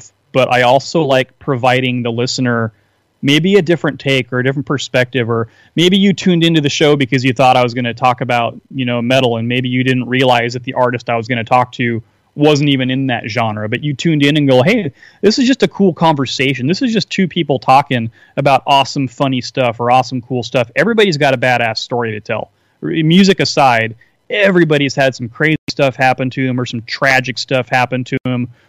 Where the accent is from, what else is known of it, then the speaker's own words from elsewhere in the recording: Seattle, Washington, United States; I'm from the Seattle area, as I was telling you earlier, and I grew up playing music in the late 80s, early 90s